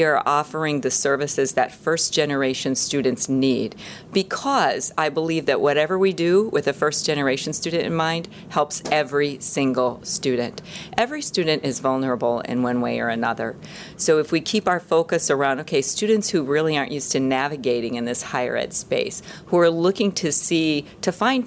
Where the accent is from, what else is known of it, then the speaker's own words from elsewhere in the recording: Illinois, United States; I am a native Illinois person, grew up in a very rural part of the state